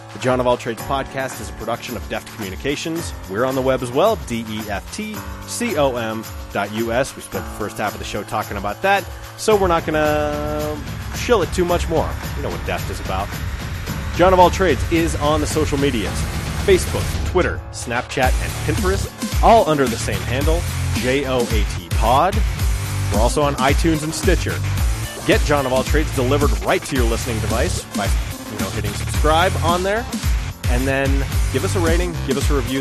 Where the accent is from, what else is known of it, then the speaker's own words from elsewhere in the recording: United States; as an American